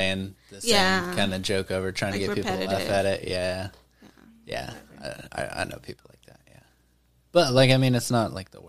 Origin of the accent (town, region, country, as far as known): Mena, Arkansas, United States; moved away as an adult; also born or lived in Conway, Arkansas; now in Arlington, United States